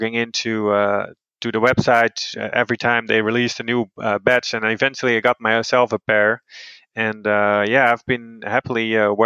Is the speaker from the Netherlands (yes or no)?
yes; Netherlands; now in Boulder, United States; I'm originally from the Netherlands, and I'm currently working at the University of Colorado in Boulder